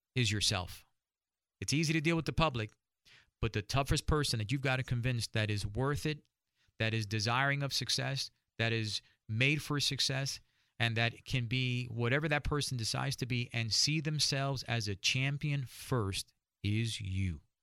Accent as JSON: {"language": "English", "region": "New York", "country": "United States", "said": "I'm from New York"}